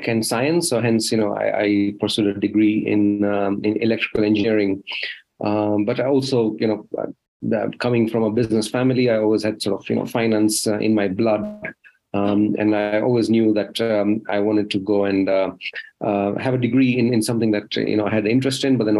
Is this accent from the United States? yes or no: no; Rift Valley, Kenya; moved away; also born or lived in United Kingdom; I was born in Kenya in the Rift Valley. That's why I had my early childhood, and I've spent half my life outside Africa, in the UK